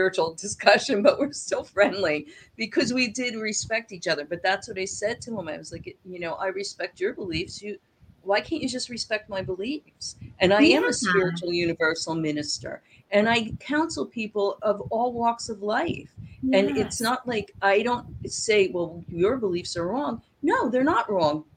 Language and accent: English; New Jersey, United States; moved away; also born or lived in Florida; I was born in New Jersey also